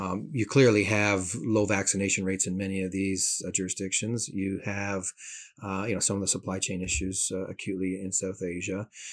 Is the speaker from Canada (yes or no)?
yes; Canada; as a Canadian